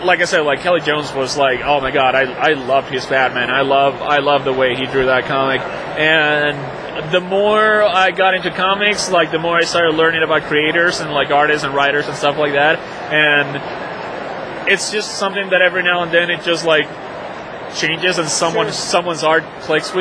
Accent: Venezuela; moved away as an adult; now in United States; I'm from Venezuela, from South America. So I came to the States with a scholarship

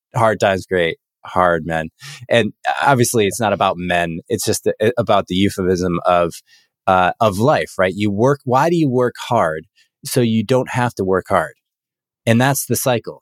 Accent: United States

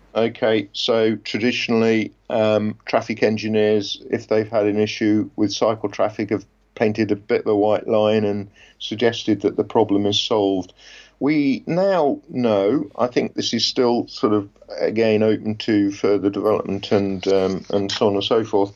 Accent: Leicester, East Midlands, United Kingdom; moved away; which was my hometown

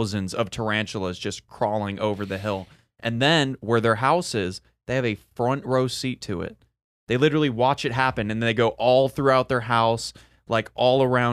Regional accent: Rancho Santa Margarita, California, United States; my hometown, Margaritaville.

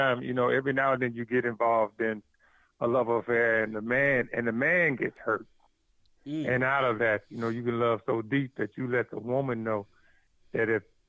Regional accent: near Anderson, South Carolina, United States; I'm from South Carolina, a small town on the other side of Anderson, South Carolina.

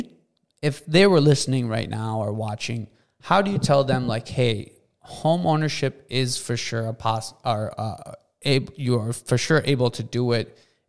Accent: Minneapolis, Minnesota, United States; So we grew up in Cedar Riverside

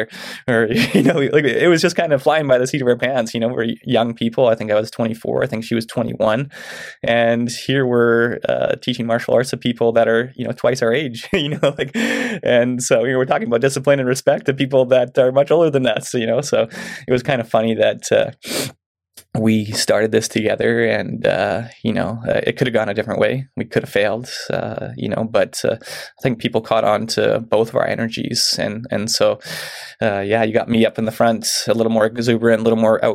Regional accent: Mission, British Columbia, Canada; moved away as an adult; now in Chilliwack, Canada; I grew up in Mission

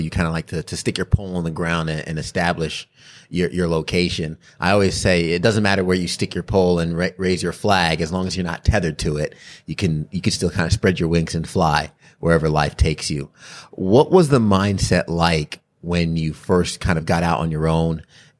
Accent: New York, United States; moved away as an adult; also born or lived in Saginaw; now in Greenville, United States; because I came from New York and like you, I never thought I would leave New York.

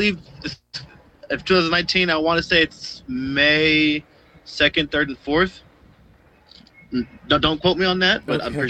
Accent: Las Vegas, Nevada, United States; born and raised in Vegas.

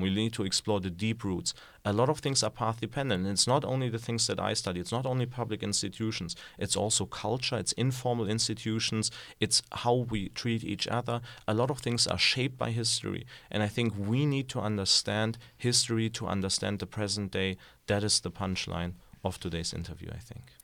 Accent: Germany; moved away; So I grew up in Germany

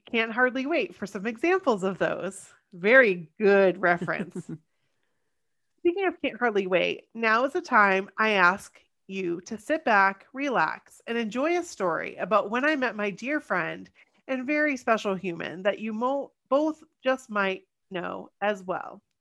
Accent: Los Angeles, California, United States; maybe it's because we are from Los Angeles.

